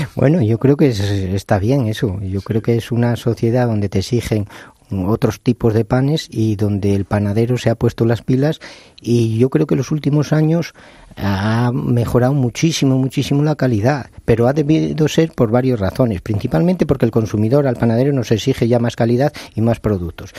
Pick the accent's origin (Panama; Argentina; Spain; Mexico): Spain; León, Castile and León; Yo que soy de León